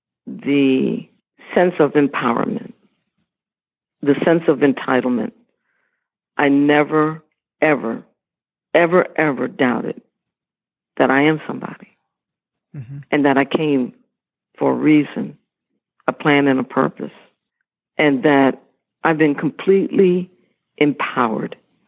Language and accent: English; Philippines; When I say that I'm Filipino, it's very clear.